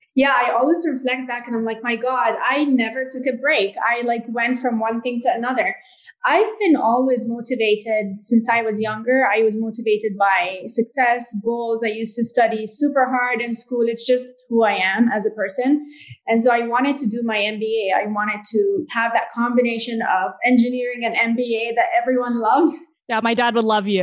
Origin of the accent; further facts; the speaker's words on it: Jordan; I grew up in Jordan